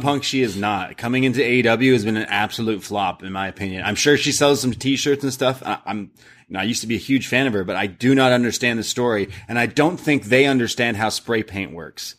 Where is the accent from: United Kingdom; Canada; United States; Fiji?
Canada; We're Canadian